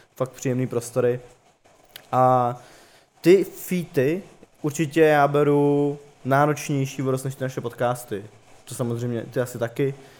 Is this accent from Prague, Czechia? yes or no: yes; Prague, Czechia; jak jsem z Prahy, tak prostě mám tady spoustu známých